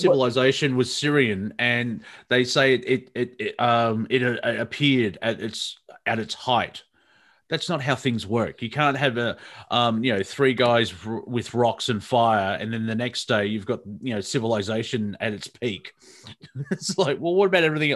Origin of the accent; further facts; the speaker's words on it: Melbourne, Victoria, Australia; the suburb that I grew up here in Melbourne, Box Hill